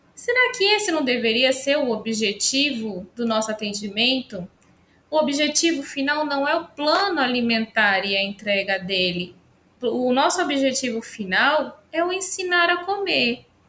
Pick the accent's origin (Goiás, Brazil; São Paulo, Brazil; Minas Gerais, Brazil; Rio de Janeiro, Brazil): São Paulo, Brazil; moved away as an adult; now in Santa Cruz, Brazil; eu sou uma paulistana com alma nordestina. Então, eu estou há 10 anos, sou de São Paulo, capital.